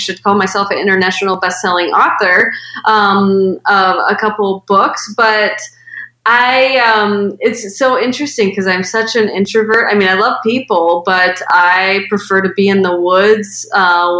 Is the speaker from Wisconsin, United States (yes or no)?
yes; Medford, Wisconsin, United States; my hometown of Medford, Wisconsin, which is where I grew up